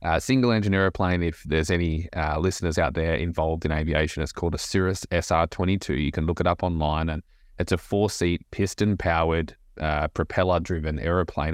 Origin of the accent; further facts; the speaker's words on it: Australia; moved away as an adult; now in Nashville, United States; Aussie, born and bred, and Uh, grew up in a small beach town in Australia